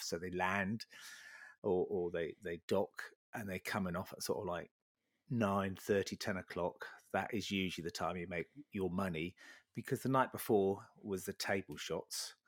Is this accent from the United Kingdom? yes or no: yes; Sheringham, East of England, United Kingdom; I was born in Sheringham, Sheringham, bit of a North at boy.